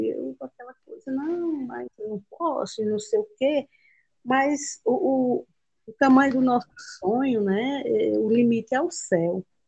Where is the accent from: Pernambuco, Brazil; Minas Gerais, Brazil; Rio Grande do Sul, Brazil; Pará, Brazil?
Pernambuco, Brazil; Buíque; also born or lived in São Paulo; E em 77, quando eu já tinha nove anos de idade, eles vieram e se estabeleceram aqui em Pernambuco, no município de Buíque